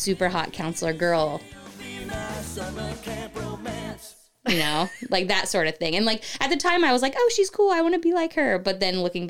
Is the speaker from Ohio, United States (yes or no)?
yes; Cincinnati, Ohio, United States; moved away; I grew up in Ohio, so it's more conservative there than it is here